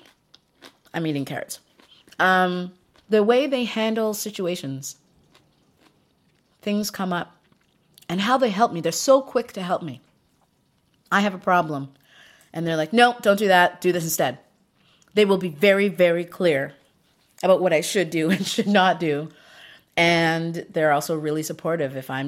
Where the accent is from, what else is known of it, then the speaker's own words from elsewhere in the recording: Ghana; now in Canada; I was born in Ghana and I am an African-Canadian in that I still have roots to Africa.